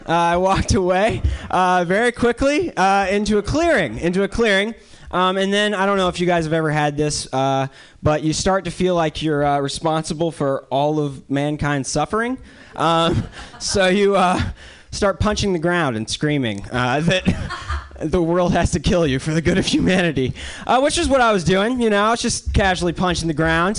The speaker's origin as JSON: {"language": "English", "region": "North Carolina", "country": "United States", "moved": "yes", "lives_now": "New York City, United States", "said": "I'm from the South. Um, I'm from North Carolina"}